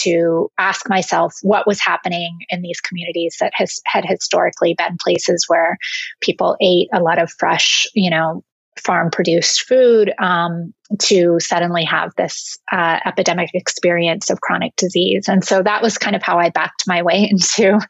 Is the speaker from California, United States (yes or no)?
yes; California, United States; my political and social formation growing up in California